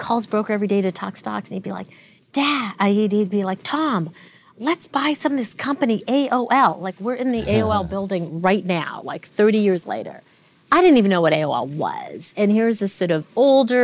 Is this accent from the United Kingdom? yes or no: no; Canada; also born or lived in Tanzania; So I was born in Tanzania to two doctors, two Indian doctors. My parents were both ran a medical practice together there and immigrated to Canada when I was two